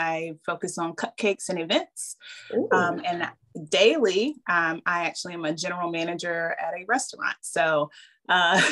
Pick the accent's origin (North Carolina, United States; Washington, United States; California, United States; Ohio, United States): North Carolina, United States; I'm born and raised in North Carolina